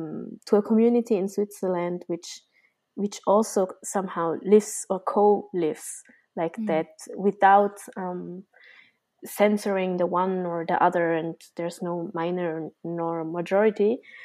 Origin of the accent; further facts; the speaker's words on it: Vietnam; accent: Vietnamese, mixed central and Viet Lao; So my language, my Vietnamese accent is neither southern Vietnamese, nor is it really northern, nor is it really central, because it's mixed up for from the central to Viet Lao people.